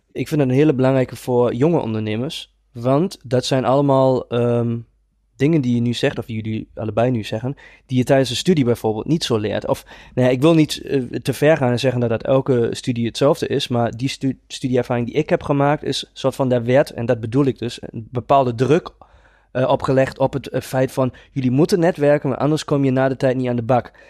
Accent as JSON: {"language": "Dutch", "country": "Germany", "second_language": "Dutch", "moved": "yes", "said": "Ik ben geen Nederlander en ik ga dat gelijk vanaf begin af aan even duidelijk maken. Ik probeer mijn allerbest om Nederlands te praten, maar ik ben een Duitser"}